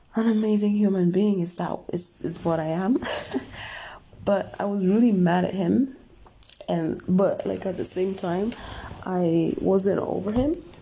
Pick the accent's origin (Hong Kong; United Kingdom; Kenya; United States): Kenya; moved away as an adult; now in Dubai, United Arab Emirates; I was born and raised in Africa, Kenya, and I've lived there for like 22 years and then I moved to Dubai